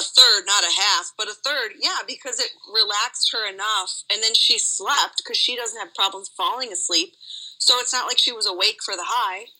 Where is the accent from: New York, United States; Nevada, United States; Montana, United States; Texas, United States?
Nevada, United States; I am from Nevada